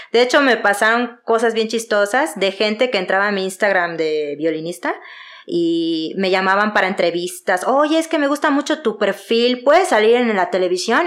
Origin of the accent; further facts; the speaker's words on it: Yucatán, Mexico; accent: Yucatecan; now in Mexico City, Mexico; Soy de Yucatán, orgullosamente yucateca, se nota mi acento